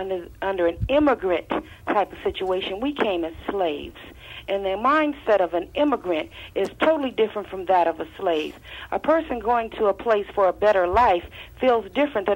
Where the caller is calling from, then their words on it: Los Angeles, California, United States; I'm calling from Los Angeles